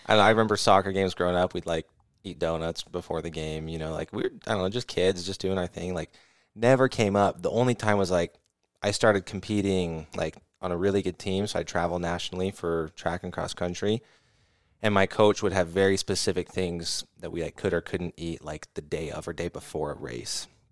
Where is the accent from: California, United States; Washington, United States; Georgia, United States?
California, United States; we're from California, so I grew up on